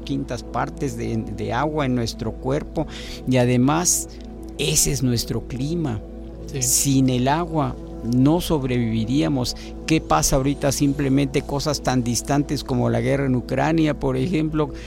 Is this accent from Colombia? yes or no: no; Mexico; also born or lived in Veracruz; como nacionales, como mexicanos